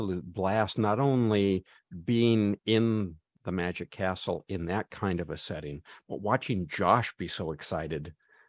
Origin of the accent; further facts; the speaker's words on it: Redlands, California, United States; here in my hometown of Redlands, the Kimberly Crest building